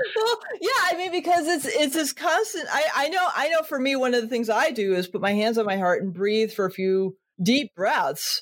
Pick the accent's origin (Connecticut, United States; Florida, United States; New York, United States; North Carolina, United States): Connecticut, United States; I was born in Connecticut